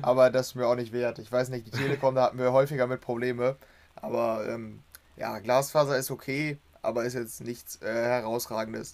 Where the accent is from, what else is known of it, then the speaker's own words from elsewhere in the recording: Germany; als Deutscher